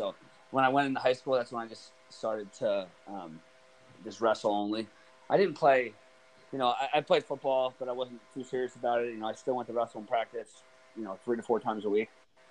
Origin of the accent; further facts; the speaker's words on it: near Blair Academy, New Jersey, United States; Blair's not too far away from my hometown